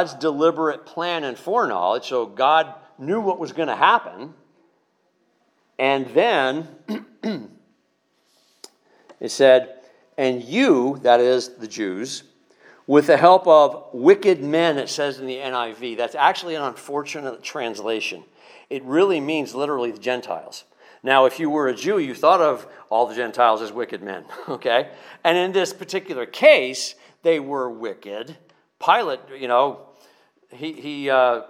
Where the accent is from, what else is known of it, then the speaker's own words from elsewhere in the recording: Northeast, United States; We're from the Northeast, we're a little more snarky.